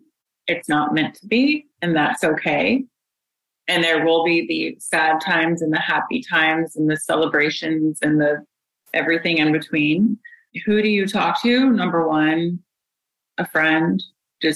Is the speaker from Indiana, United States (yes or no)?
yes; Indiana, United States; I'm from Indiana. My dad is a therapist, and grew up with that.